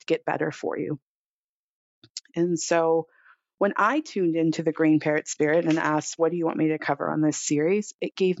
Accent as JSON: {"language": "English", "town": "South Pasadena", "region": "California", "country": "United States", "tie": "born or raised there", "moved": "yes", "said": "I grew up here in Los Angeles, in the town of South Pasadena"}